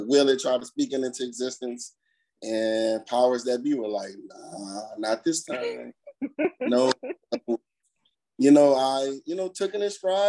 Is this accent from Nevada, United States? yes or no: no; New Orleans, Louisiana, United States; moved away as an adult; now in Maryland, United States; I am originally from New Orleans. Now I live in Maryland. Moved here after Katrina and been here ever since.